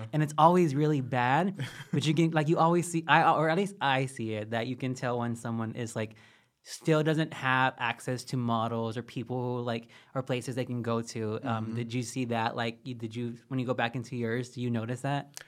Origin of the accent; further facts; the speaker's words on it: Texas, United States; I'm from Texas. We pronounce things crazy.